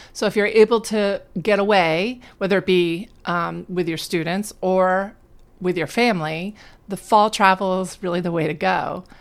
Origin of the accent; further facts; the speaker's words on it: New Jersey, United States; while I was in school growing up in New Jersey